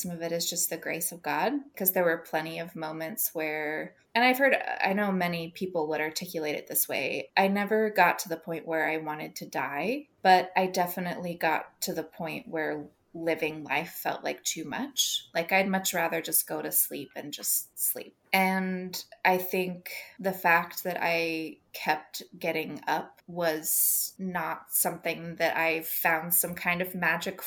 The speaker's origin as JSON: {"language": "English", "country": "United States", "said": "as American Christians"}